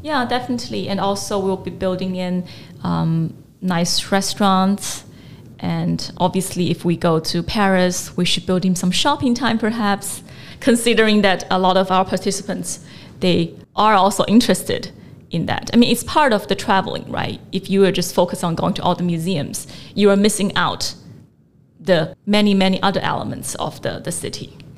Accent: China; also born or lived in United States / London; now in Hong Kong; I grew up in China

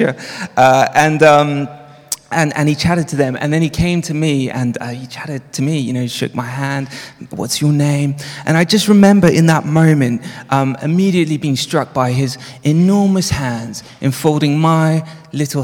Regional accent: South Africa; moved away; also born or lived in Johannesburg; I grew up in South Africa. And as a child, I grew up in the apartheid regime

